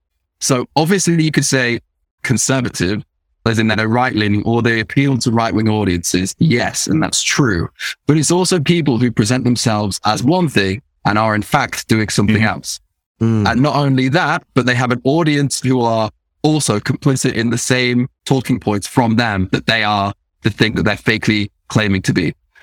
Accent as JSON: {"language": "English", "town": "Nottingham", "region": "East Midlands", "country": "United Kingdom", "said": "So I'm originally from Nottingham, which is Midlands. And there's a very specific Nottingham accent which you could have it from there. However, my parents are middle class. So the Nottingham accent gets a bit wiped out"}